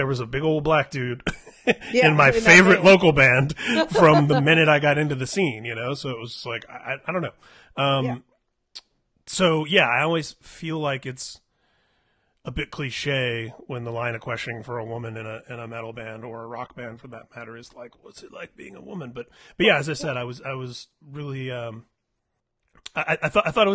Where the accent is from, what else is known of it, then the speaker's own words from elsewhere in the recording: Indianapolis, Indiana, United States; moved away as an adult; now in California, United States; growing up in Indianapolis of all places